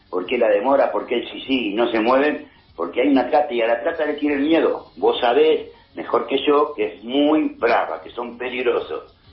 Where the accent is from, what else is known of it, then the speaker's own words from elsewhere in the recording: Argentina; Es como somos los argentinos, los argentinos somos corderitos.